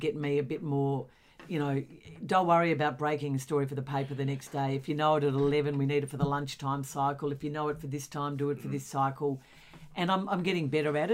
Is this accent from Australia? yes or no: yes; Australia; an Australian who just am so ashamed that we don't have marriage equality in this country.